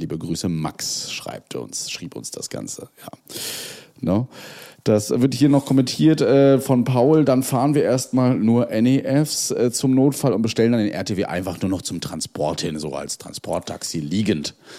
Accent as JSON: {"language": "German", "region": "Mecklenburg-Vorpommern", "country": "Germany", "said": "bei uns in Mecklenburg-Vorpommern"}